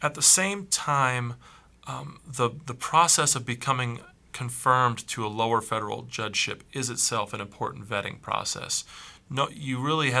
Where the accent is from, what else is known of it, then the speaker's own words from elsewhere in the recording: Dubuque, Iowa, United States; I grew up in Dubuque, Iowa